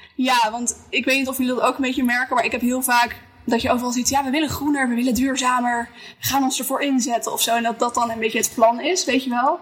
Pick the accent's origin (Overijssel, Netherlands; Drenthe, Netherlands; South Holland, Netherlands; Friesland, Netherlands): Friesland, Netherlands; Schiermonnikoog; ik ben opgegroeid op Schiermonnikoog.